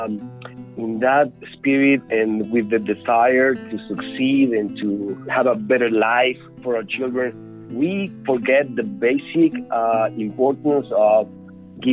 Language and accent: English; Mexico; now in United States; I am a Hispanic immigrant, and I was born and raised in Mexico